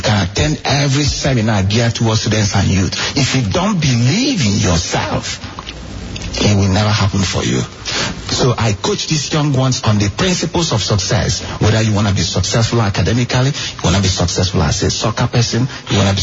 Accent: Nigeria; moved away; me growing up in Nigeria

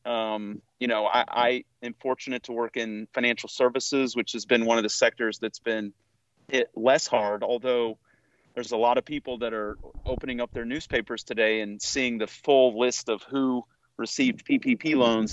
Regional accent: Newton, United States; moved away; I am usually back home uh, where I grew up in Newton

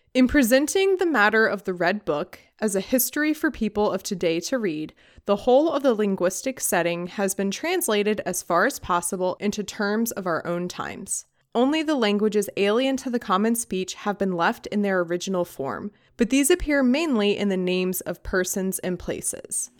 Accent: United States; as an American

